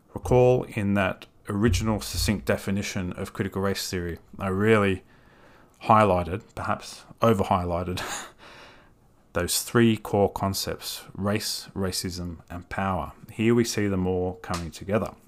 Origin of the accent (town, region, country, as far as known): Australia